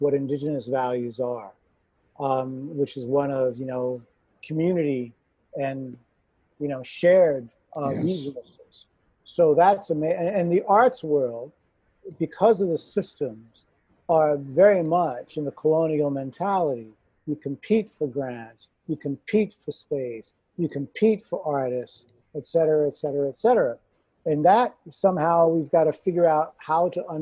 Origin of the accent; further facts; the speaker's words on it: New York, United States; moved away as an adult; now in Toronto, Canada; growing up in New York, predominantly in a white neighborhood